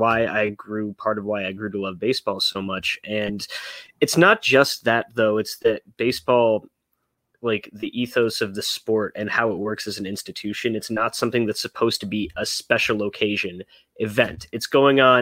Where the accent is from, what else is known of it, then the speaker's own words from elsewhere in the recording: Chicago, Illinois, United States; growing up in Chicago